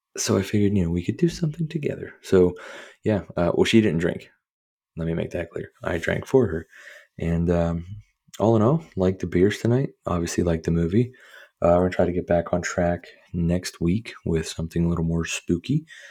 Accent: Pittsburgh, Pennsylvania, United States; I'm from Pittsburgh

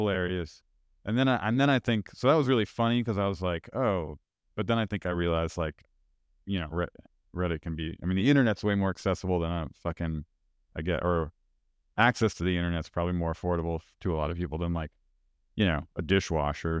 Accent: United States; as an American

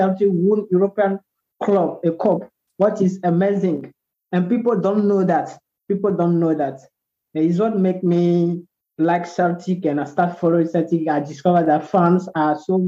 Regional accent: Togo; now in Benin; I'm from Togo. I live in Benin

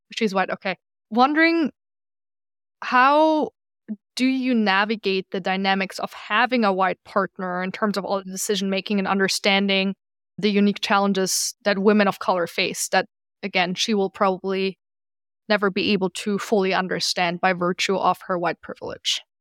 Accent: Germany; now in New York, United States; I'm from Germany originally

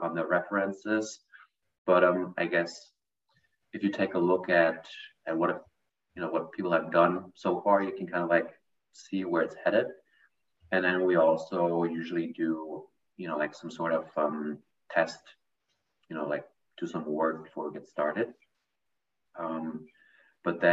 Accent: Germany; moved away as an adult; now in United States; I'm actually also from Germany. I've been living in the United States for 7 years.

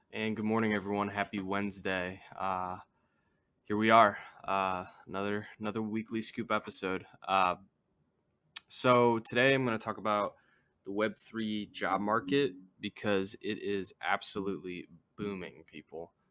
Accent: United States; as an American

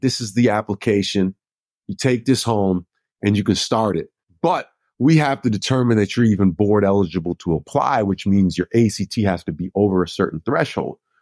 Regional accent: Minnesota, United States; moved away; I'm from Minnesota

